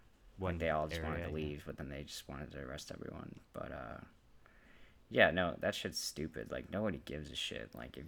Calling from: Aurora, Illinois, United States; calling from Aurora, Illinois.

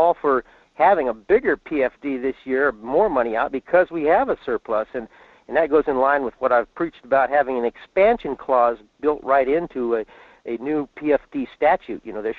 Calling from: Fairbanks, Alaska, United States; in Fairbanks.

